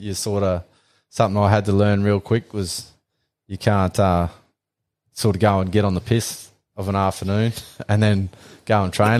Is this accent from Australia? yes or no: yes; Calliope, Queensland, Australia; we grew up out on Calliope Station.